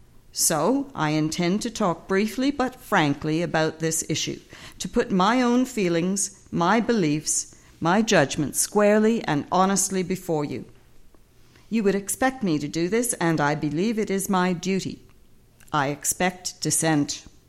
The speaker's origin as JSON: {"language": "English", "country": "Canada", "said": "I am a Canadian, very proud to be one, but this does not make me less proud of my British heritage or my Irish origins."}